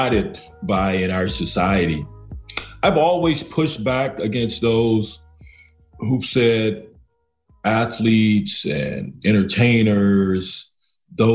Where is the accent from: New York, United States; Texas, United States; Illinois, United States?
Texas, United States; Lubbock; moved away as an adult; also born or lived in Los Angeles, California; now in West Palm Beach, United States; I hail from the state of Texas, growing up in Lubbock, Texas.